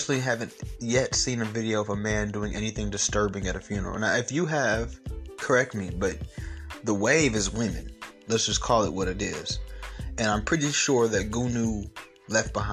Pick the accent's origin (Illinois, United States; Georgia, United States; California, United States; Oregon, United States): Georgia, United States; Atlanta; I'm from Atlanta